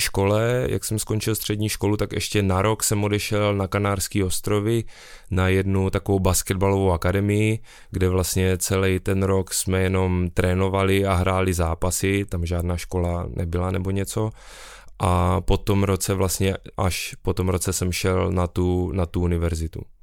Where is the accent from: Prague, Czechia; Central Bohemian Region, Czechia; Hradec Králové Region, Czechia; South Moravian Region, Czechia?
South Moravian Region, Czechia; Brno; jsem z Brna